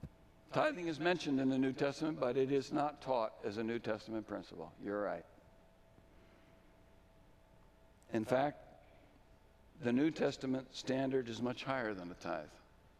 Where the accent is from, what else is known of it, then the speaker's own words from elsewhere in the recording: Belmont, Massachusetts, United States; I had learned things in Europe and in Mexico and in my hometown of Belmont, Massachusetts.